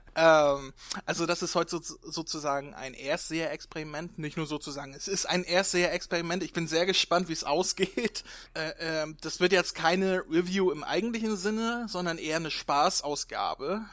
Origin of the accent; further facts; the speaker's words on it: Northern Germany, Germany; ich komme aus Norddeutschland, hier sagen wir zu allen Moin